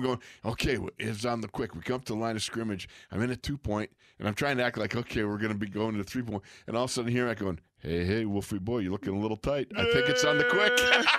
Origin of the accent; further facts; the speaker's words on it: Buffalo, New York, United States; moved away as an adult; now in Pittsburgh, United States; growing up in Buffalo, you look at, you know, Monday Night Football was just the biggest thing.